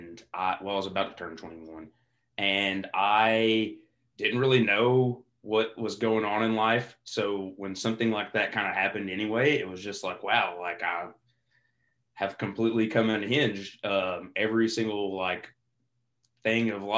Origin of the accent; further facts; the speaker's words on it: Eastern Kentucky, United States; growing up in Eastern Kentucky